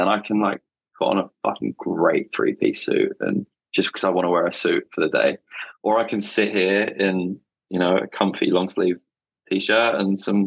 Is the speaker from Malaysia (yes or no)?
no; England, United Kingdom; I'm English